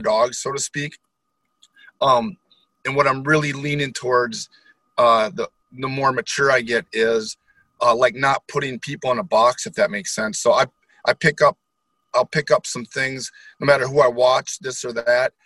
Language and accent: English; Holton, Wisconsin, United States; now in New Richmond, United States; I grew up in Holton, Wisconsin, so a small town